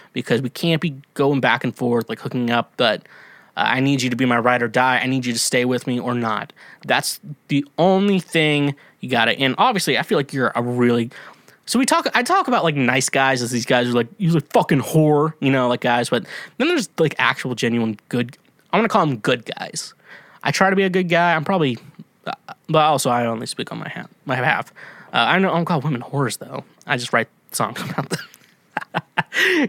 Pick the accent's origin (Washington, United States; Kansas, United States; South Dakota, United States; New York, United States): Kansas, United States; accent: Midwest; I'm from Kansas